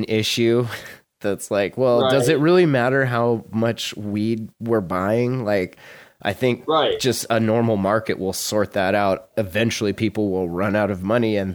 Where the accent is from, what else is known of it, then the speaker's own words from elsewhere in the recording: Montana, United States; moved away; my hometown or my home state